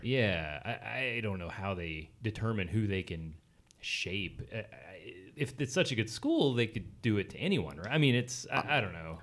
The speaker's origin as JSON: {"language": "English", "region": "the South", "country": "United States", "said": "I'm from the South"}